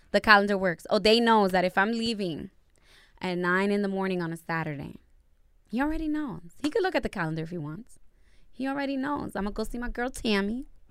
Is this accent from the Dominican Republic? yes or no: yes; Dominican Republic; first language Spanish; English is a second language; Spanish is my native tongue